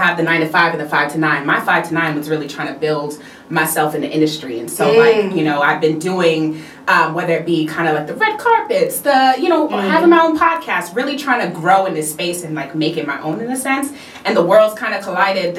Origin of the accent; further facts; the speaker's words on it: New York City, New York, United States; moved away as an adult; also born or lived in Jamaica (family); now in Atlanta, United States; I'm from the Bronx, New York